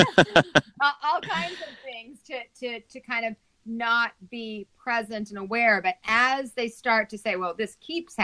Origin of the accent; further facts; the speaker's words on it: Salt Lake City, Utah, United States; I was raised in Salt Lake City, Utah